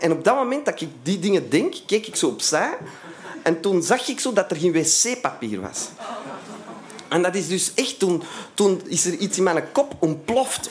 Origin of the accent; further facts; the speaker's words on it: Antwerp, Flanders, Belgium; ik kom uit Antwerpen en, eh, ik kom, en ook uit Vlaanderen, hè, want dat ligt eh, in Vlaanderen, Antwerpen